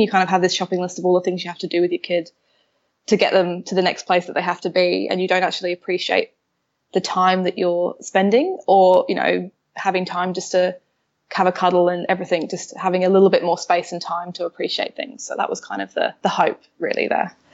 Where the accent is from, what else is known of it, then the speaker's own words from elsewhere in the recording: London, United Kingdom; moved away as an adult; now in Melbourne, Australia; I'm a Londoner, but I live in Melbourne. I moved here five years ago or so now.